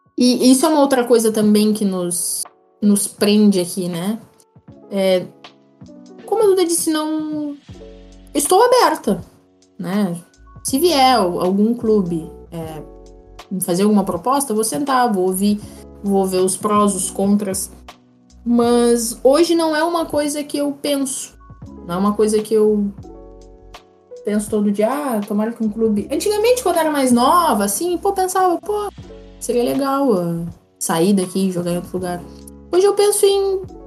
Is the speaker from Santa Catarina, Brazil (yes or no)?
no; Pelotas, Rio Grande do Sul, Brazil; Eu sou pelotense